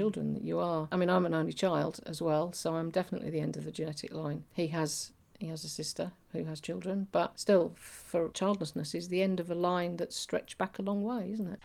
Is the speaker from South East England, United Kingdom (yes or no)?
no; Yorkshire and the Humber, United Kingdom; I'm from Yorkshire